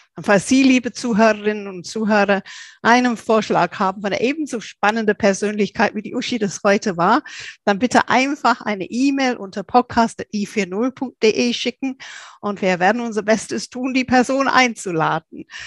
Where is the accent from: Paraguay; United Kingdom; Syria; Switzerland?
United Kingdom; England; now in Germany; als Engländerin